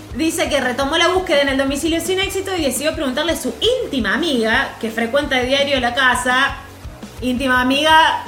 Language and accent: Spanish; Bell Ville, Córdoba, Argentina; moved away; mi pueblo originario, el Belville